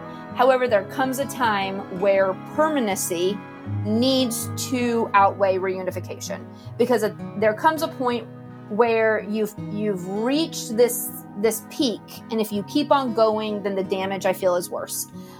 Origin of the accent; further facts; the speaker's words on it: Jupiter, Florida, United States; also born or lived in Georgia; Okay, I'm from South Florida, specifically Jupiter, Florida. So way down near the end. And I was there for several years until my parents split, and then I moved to Georgia.